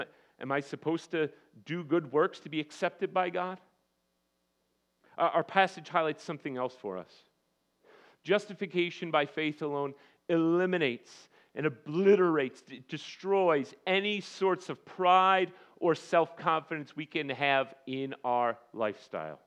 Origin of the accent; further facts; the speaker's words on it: United States; as American Christians